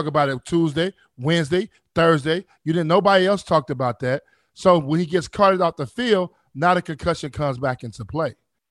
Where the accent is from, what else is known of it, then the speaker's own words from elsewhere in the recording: Chicago, Illinois, United States; I'm from Chicago.